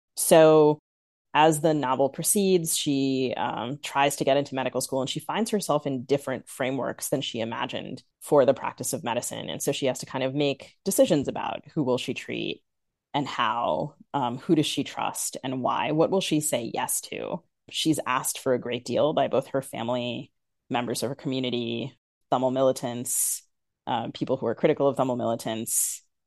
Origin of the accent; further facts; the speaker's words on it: United States; accent: very American; I'm American, as your listeners can hear, very American, but I also, I'm because I'm Sri Lankan and I'm Tamil